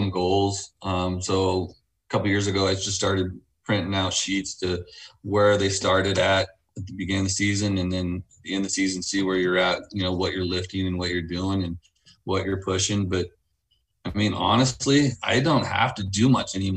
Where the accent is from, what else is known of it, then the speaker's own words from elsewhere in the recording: United States; now in Wasilla, United States; I grew up in the States